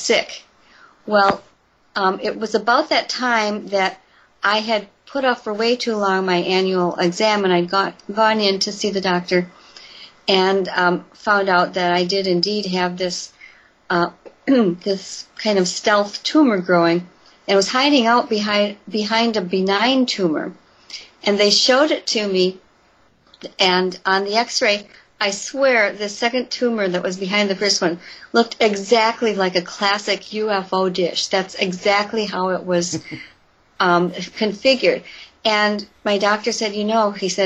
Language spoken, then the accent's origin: English; Elkhorn, Wisconsin, United States; just outside of Elkhorn, my hometown